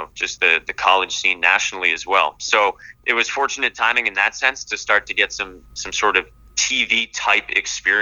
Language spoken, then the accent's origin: English; Boston, Massachusetts, United States; moved away; I grew up in the Boston area, a huge Red Sox fan